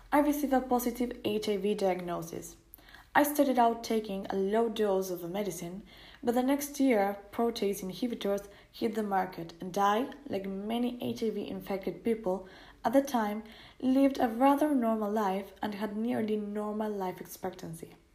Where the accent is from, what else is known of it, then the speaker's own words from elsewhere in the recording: Seattle, Washington, United States; born there; I was born in Seattle, Washington, in the year 1966